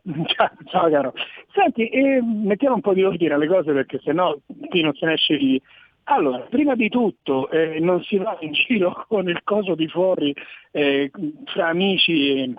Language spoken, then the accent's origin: Italian; Rome, Lazio, Italy; io sono di Roma